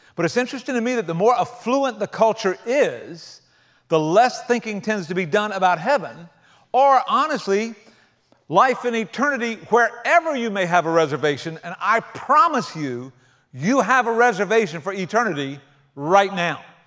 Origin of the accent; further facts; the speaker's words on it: South Carolina, United States; I grew up in South Carolina rather than the outback of Australia.